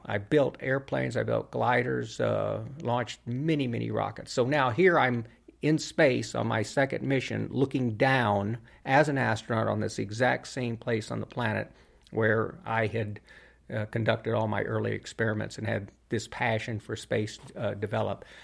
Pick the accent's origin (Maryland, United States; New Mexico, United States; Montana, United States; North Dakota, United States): New Mexico, United States; Albuquerque; my hometown, um, here in Albuquerque where I grew up